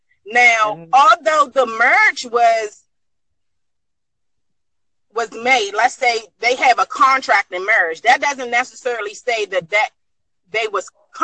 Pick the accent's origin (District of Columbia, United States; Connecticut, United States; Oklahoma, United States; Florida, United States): District of Columbia, United States; Washington; I'm from the United States.